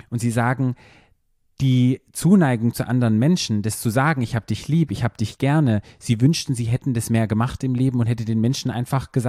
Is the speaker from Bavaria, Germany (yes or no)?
no; Black Forest, Baden-Württemberg, Germany